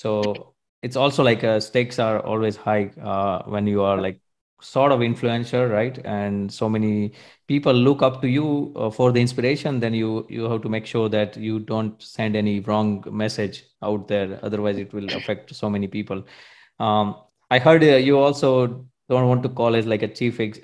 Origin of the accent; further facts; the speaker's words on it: India; now in Germany; we come from India